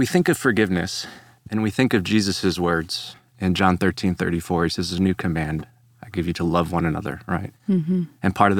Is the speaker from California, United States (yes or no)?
no; Chicago, Illinois, United States; now in Texas, United States; And so I come from Chicago to Texas, and I joined this discipleship ministry that he was working at.